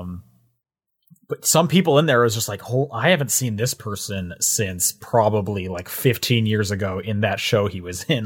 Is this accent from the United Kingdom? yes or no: no; Canada; I would assume you two as well, being Canadian, 'cause we had Blockbuster up until, like, twenty twelve